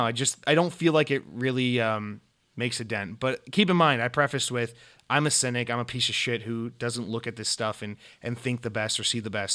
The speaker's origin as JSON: {"language": "English", "town": "Atlanta", "region": "Georgia", "country": "United States", "tie": "born or raised there", "moved": "yes", "said": "I, uh, I'm, I lived almost my entire life in, in Atlanta, Georgia, or just outside of Atlanta, Georgia"}